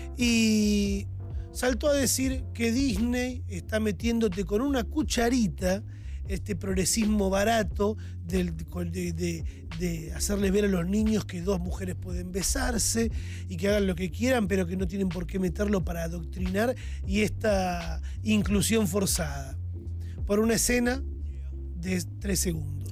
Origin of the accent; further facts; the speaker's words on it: Argentina; orgulloso de nacer en un país como Argentina